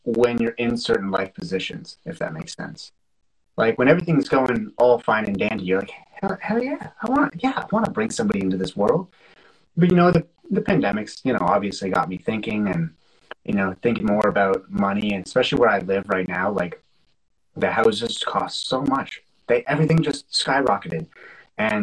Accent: Canada; I'm Canadian

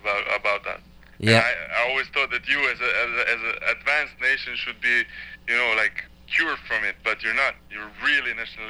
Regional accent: Serbia; So I'm from Serbia, but I know a lot about Croatia

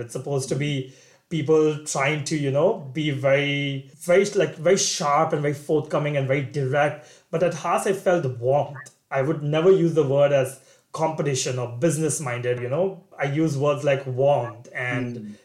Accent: Kolkata, West Bengal, India; moved away as an adult; also born or lived in Singapore; now in United States; So I grew up in India in a city called Kolkata, Calcutta in the east. And after 18 years of my life living with my parents

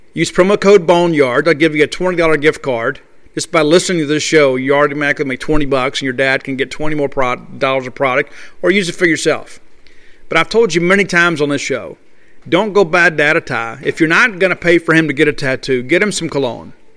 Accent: Columbia, Mississippi, United States; from Columbia, Mississippi, my hometown

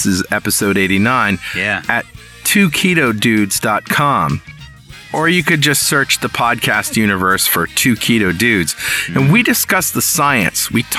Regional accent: New London, Connecticut, United States; in New London, Connecticut, my hometown.

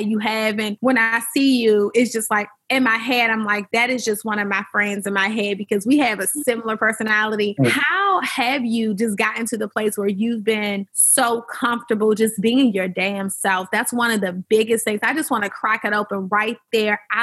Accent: Washington, District of Columbia, United States; I'm from Washington, D.C. I'm the around the way girl, and I just love to talk to people who have grown up in my city

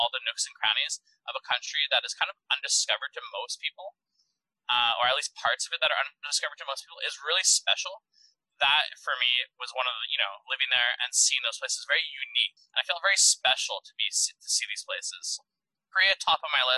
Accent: Montreal, Quebec, Canada; being from Quebec or Montreal

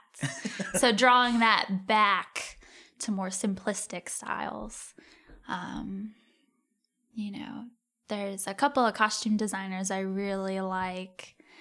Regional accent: Cincinnati, Ohio, United States; moved away; also born or lived in St. Louis; I'm from Cincinnati.

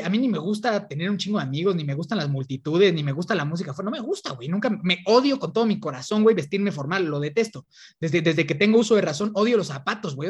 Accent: Toluca, State of Mexico, Mexico; yo soy de, de Toluca

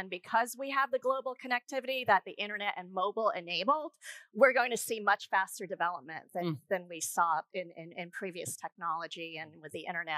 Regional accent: Kenya; moved away; I was born in Kenya

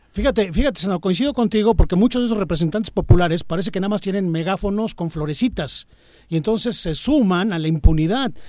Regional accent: Cuernavaca, Morelos, Mexico; nacimos en Morelos, los que sí somos de Cuernavaca, los que sí vivimos aquí, los que sí estudiamos una carrera aquí

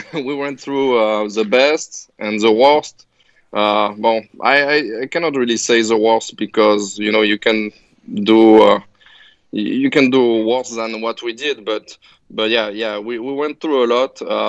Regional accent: France; now in United States; I'm from France, but I'm actually trying to be a good American citizen.

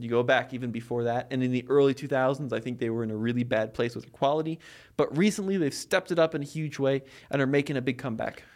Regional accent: United States; I'm an American in America

